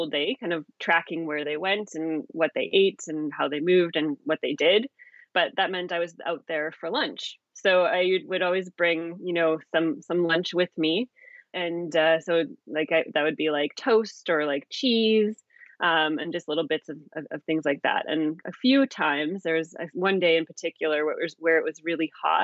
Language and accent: English; Calgary, Alberta, Canada; the Calgary Zoo in Alberta, Canada, where I'm from.